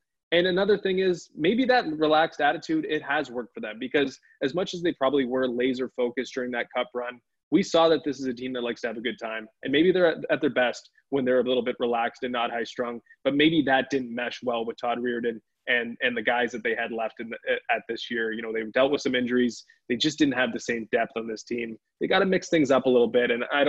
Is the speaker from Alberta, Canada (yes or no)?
yes; Edmonton, Alberta, Canada; born there; Born and bred in Edmonton. Yep. Well, not bred, but born in Edmonton. So I haven't been back there